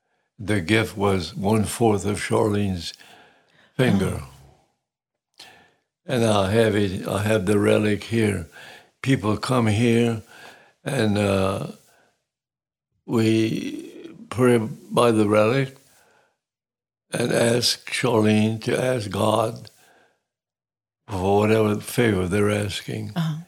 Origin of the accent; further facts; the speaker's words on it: Sicily, Italy; As a little boy growing up in Sicilia, I just decided it was something I wanted to do.